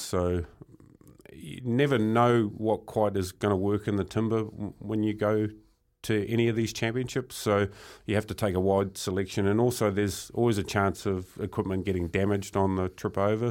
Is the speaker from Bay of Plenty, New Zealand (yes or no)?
yes; Murupara, Bay of Plenty, New Zealand; growing up in Murupara. It was quite a small town, um, strong logging community.